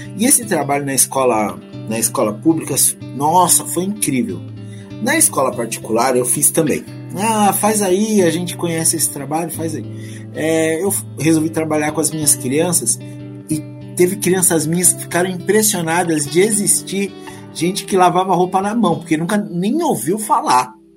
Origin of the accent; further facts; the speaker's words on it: Southeast Brazil, Brazil; Eu também sou do Sudeste